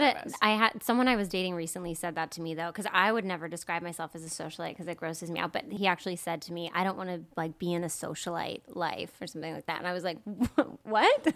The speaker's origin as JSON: {"language": "English", "town": "Peterborough", "region": "New Hampshire", "country": "United States", "said": "I'm from Peterborough, New Hampshire. So it's southwest New Hampshire. It's a really small town, 5,000 people."}